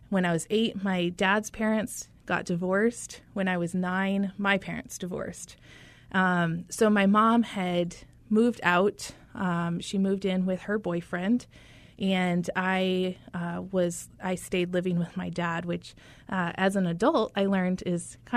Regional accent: Michigan, United States; So I am originally from Michigan, uh, northern lower Michigan. For anyone familiar with that geography, we like to distinguish where we are. And I grew up in a rural, um, rural community of about 5,000 people.

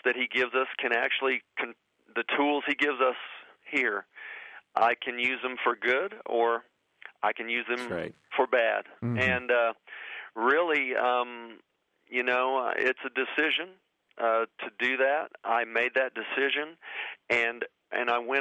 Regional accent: Oklahoma, United States; I grew up here in Oklahoma

